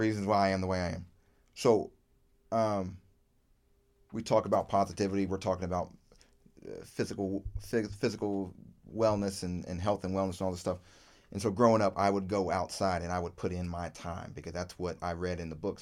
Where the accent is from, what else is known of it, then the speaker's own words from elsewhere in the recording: Virginia, United States; I grew up in Virginia